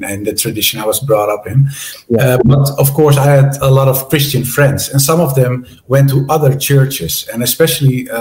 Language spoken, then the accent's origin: English; Netherlands; I was brought up in a relatively strict Protestant denomination, the Reformed Church of the Netherlands